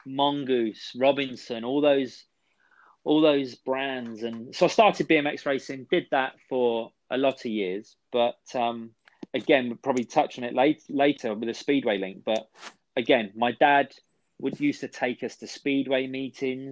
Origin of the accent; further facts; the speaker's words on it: England, United Kingdom; I'm not Swedish by any means. I'm fully English.